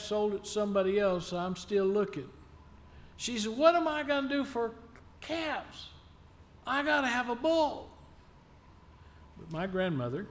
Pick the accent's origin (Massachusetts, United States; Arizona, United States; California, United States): Arizona, United States; Phoenix; I was born and raised in Phoenix, Arizona, my family is from Smiley.